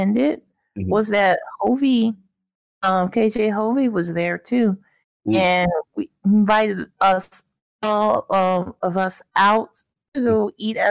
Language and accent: English; Illinois, United States; I'm from Illinois, so, you know, summers in the Midwest